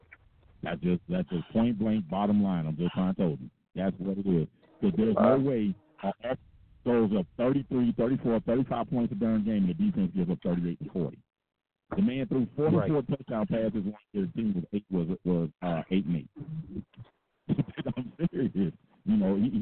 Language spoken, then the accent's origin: English; Miami, Florida, United States; born or raised there